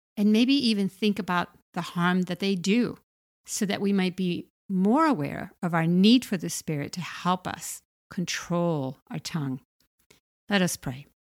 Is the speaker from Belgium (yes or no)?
no; Puerto Rico; I was about eight years old, growing up in Puerto Rico